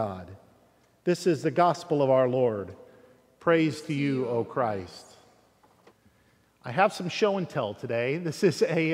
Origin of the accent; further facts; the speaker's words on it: Fairfield, United States; growing up in Fairfield